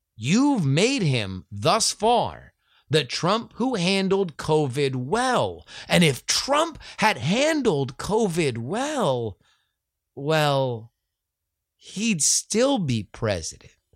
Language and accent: English; Florida, United States; moved away; Growing up in the Sunshine State and having a connection to state politics via my friends and family that still live there